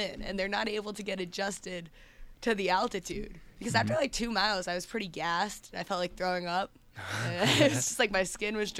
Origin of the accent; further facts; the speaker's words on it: Westchester, New York, United States; I'm from New York.